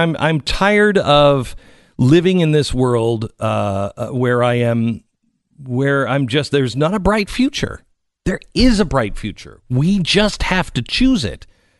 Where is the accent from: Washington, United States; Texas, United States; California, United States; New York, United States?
Washington, United States; Seattle; One of them is a evolutionary biologist at Evergreen University, and I grew up in Seattle.